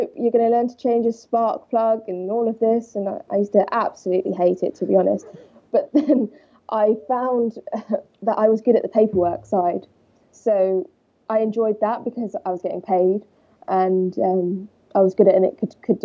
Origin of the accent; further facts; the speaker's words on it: Walton-on-Thames, South East England, United Kingdom; I grew up in Surrey, Walton-on-Thames